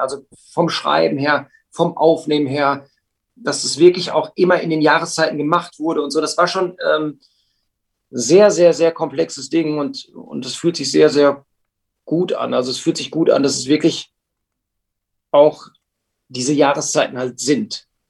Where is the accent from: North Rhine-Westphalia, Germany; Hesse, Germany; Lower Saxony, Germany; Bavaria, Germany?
North Rhine-Westphalia, Germany; Hamm; also born or lived in Münster / Sendenhorst; wir kommen alle aus Hamm, wir wohnen Luftlinie immer noch ähm, 400 Meter vom Proberaum alle entfernt